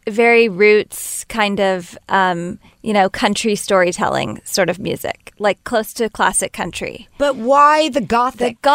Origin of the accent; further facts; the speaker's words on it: Corpus Christi, Texas, United States; now in Los Angeles, United States; Yes, I was born and raised in Corpus Christi, Texas, um, but I've been in LA for a while